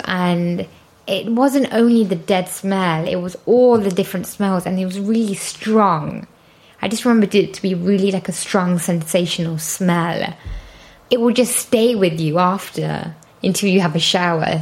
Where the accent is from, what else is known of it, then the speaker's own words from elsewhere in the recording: Leicester, East Midlands, United Kingdom; moved away as an adult; also born or lived in London; Well, I'm from London. Well, actually, Leicester, which is 100 miles away from London